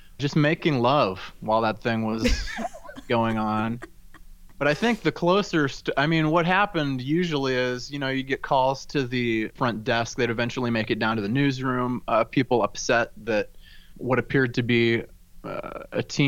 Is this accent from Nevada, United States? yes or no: no; Omaha, Nebraska, United States; moved away; my hometown of Omaha, Nebraska